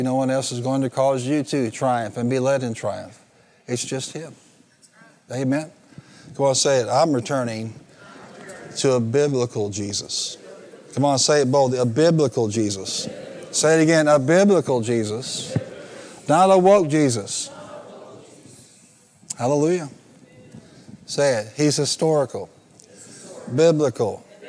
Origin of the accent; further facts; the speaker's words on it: the American West, United States; if I'm American, I'm from the West